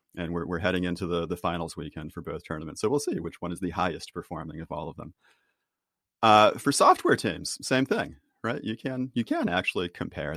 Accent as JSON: {"language": "English", "town": "Boston", "region": "Massachusetts", "country": "United States", "said": "I'm from Boston"}